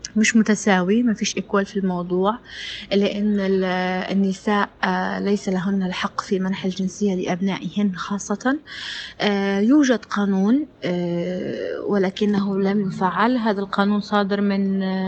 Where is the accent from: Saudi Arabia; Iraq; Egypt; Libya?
Libya; أنا من ليبيا